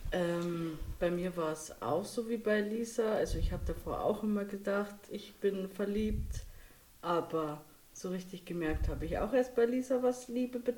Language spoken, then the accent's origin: German; Bad Reichenhall, Bavaria, Germany; ich komme aus Bad Reichenhall